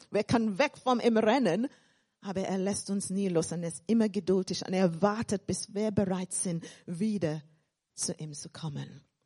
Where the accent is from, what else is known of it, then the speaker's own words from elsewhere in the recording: England, United Kingdom; accent: English; German is a second language; also born or lived in Caribbean; now in Germany; Ich bin dann in England aufgewachsen und ich sage, in Deutschland weitergereift.